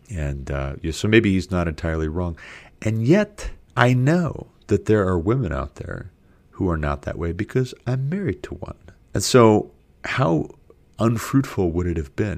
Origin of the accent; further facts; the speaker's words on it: United States; I'm an American.